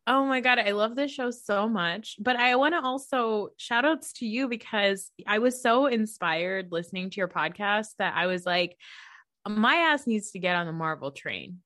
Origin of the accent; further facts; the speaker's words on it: New Jersey, United States; I'm a Pakistani American woman from New Jersey